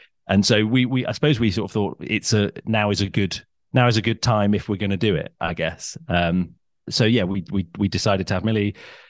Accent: North West England, United Kingdom; I grew up in Cheshire. So I'm sort of, I've lived a lot in the South, but I'm sort of from everywhere.

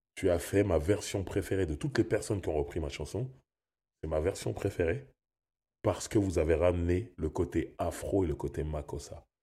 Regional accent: Sarcelles, Île-de-France, France; Je viens de Sarcelles

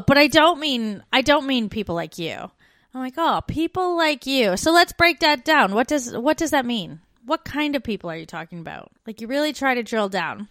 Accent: Canada; moved away as an adult; now in Australia; I'm an expat. I'm a Canadian expat

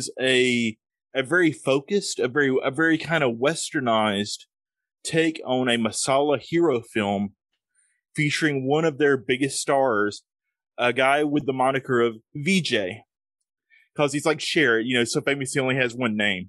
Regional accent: the South, United States; accent: Southern; I've got an accent. I'm from the South in America, so we talk with thick accents

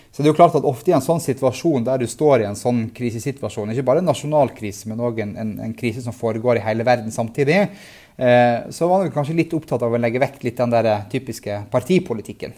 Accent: Tromsø, Troms, Norway; i Tromsø, i, i, min hjemby

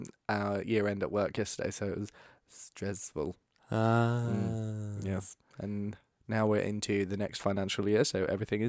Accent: United Kingdom; We're British. We don't love ourselves.

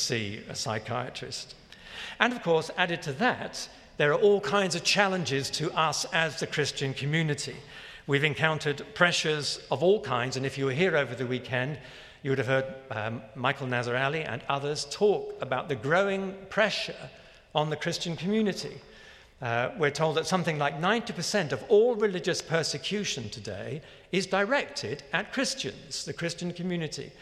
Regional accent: London, United Kingdom; the small church where I was brought up in London

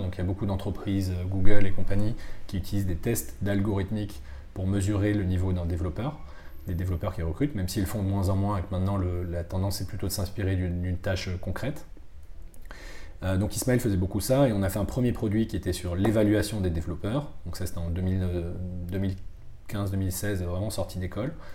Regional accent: Bordeaux, Nouvelle-Aquitaine, France; moved away; also born or lived in Madagascar / Toulouse / Paris; je viens de Bordeaux. J'ai passé une partie de mon enfance à Bordeaux, à Madagascar aussi

